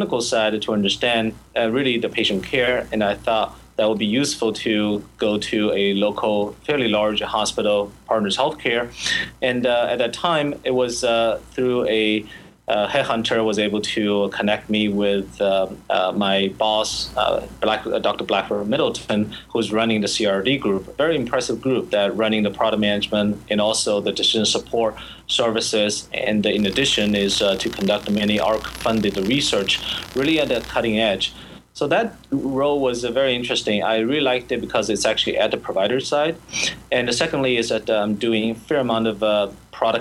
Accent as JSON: {"language": "English", "region": "Shanghai", "country": "China", "tie": "born or raised there", "moved": "as an adult", "lives_now": "United States", "said": "I grew up in Shanghai"}